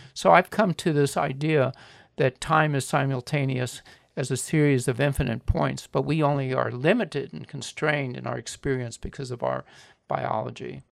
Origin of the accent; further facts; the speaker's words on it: Miami, Florida, United States; When I was a boy, uh, growing up in Miami